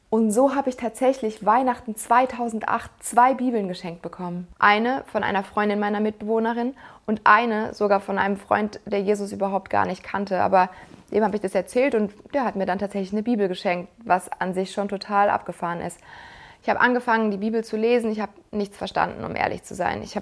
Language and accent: German; Mannheim, Baden-Württemberg, Germany; ich bin in Mannheim aufgewachsen und wir haben dort den Neckar und den Rhein.